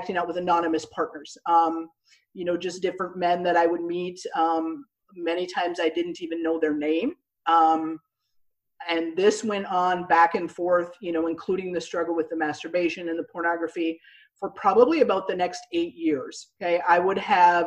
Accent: Minnesota, United States; moved away as an adult; now in Houston, United States; I grew up in Minnesota, and I ended up feeling the Lord

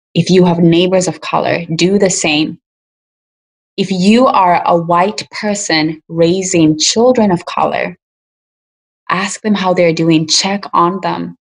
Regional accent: Kenya; now in United States; African immigrants like me, I'm from Kenya

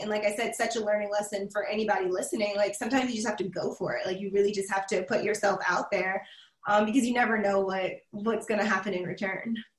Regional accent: Charleston, South Carolina, United States; born or raised there; now in Columbia, United States

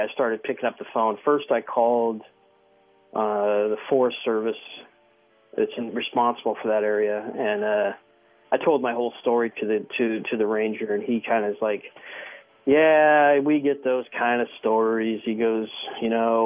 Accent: Southern California, United States; moved away as an adult; now in Washington, United States; I grew up in Southern California

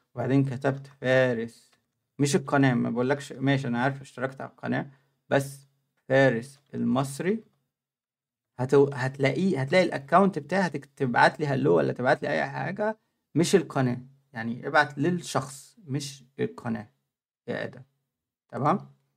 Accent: Egypt; moved away as an adult; now in Germany; انا في مصر

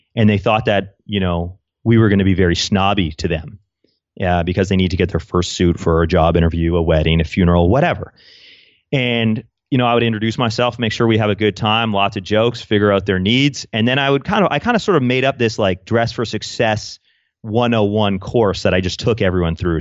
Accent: Canada; I'm Canadian

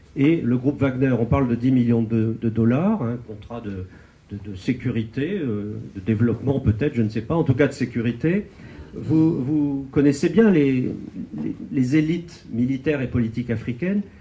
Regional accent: France; nous, Français

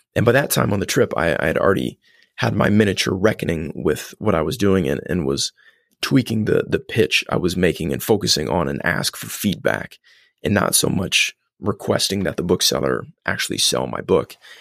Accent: Columbus, Indiana, United States; grew up in Columbus, Indiana

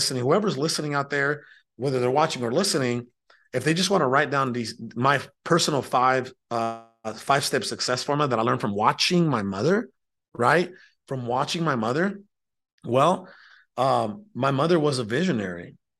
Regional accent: Mexico; born there; I was born in Mexico, which is south of the United States of America. It's a country located south of the U.S.

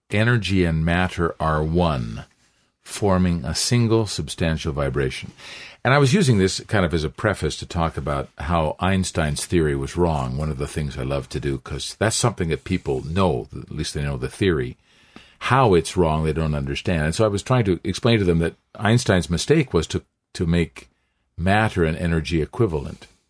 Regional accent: Canada; now in Brazil; I'm still a Canadian

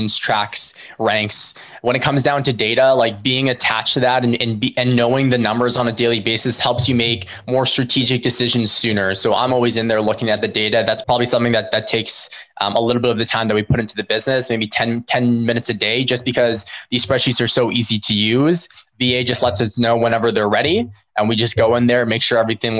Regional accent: Philippines; we're Filipino ourselves

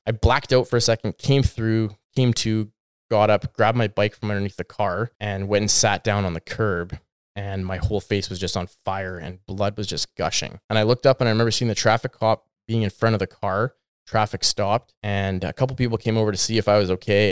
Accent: Kelowna, British Columbia, Canada; moved away as an adult; also born or lived in Alberta / Cairo, Egypt; now in Abbotsford, Canada; I grew up in Kelowna, just outside of Kelowna.

